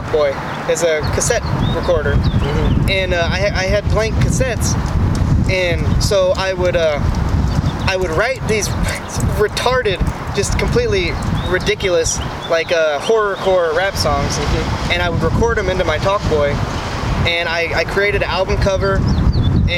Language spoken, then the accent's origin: English; Kansas City, Missouri, United States; we grew up in Kansas City